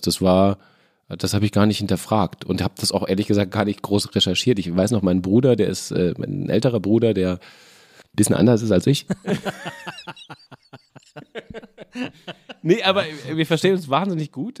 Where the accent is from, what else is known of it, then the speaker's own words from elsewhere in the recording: Lorsch, Hesse, Germany; moved away; also born or lived in Fürth / Kassel / Mainz; ich bin in Fürth geboren, war da aber nur drei Monate meines Lebens, bin dann äh, aus familiären Gründen nach Kassel umgezogen worden, um dann mit acht nach Lorsch ja. umgezogen zu werden.